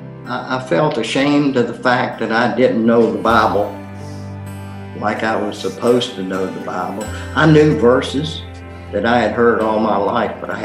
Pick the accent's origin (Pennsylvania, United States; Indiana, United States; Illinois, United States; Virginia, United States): Virginia, United States; Hampton; moved away as an adult; also born or lived in Lynchburg, Virginia; I was born and raised in Hampton